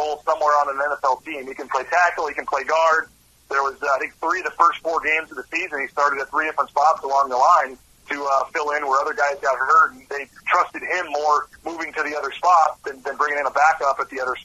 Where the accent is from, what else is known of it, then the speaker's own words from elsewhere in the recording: St. Louis, Missouri, United States; moved away as an adult; now in Boise, United States; I'm not from Boise. I'm from St. Louis, actually, and I just moved out here randomly for the job.